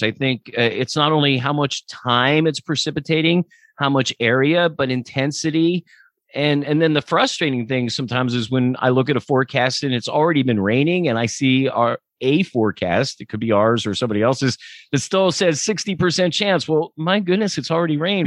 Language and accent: English; Lancaster, Pennsylvania, United States; I grew up in Lancaster